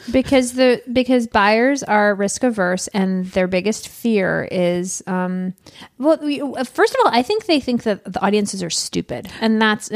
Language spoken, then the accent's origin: English; Michigan, United States; I'm from Michigan.